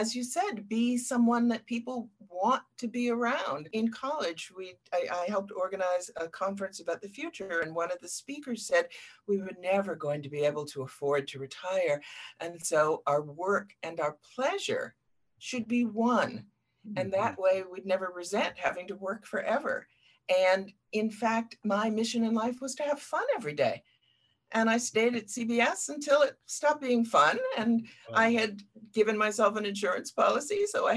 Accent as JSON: {"language": "English", "town": "Boston", "region": "Massachusetts", "country": "United States", "tie": "born or raised there", "said": "I grew up in Boston"}